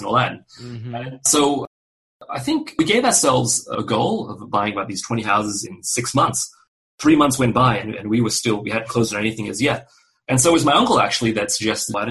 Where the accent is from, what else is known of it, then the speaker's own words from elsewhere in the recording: Australia; moved away as an adult; also born or lived in Malaysia / Miami, United States; now in Houston, United States; I was actually born in Malaysia, you know, a predominantly Muslim country, to a Chinese mother and an Indian father. I grew up in Australia and did most of my schooling there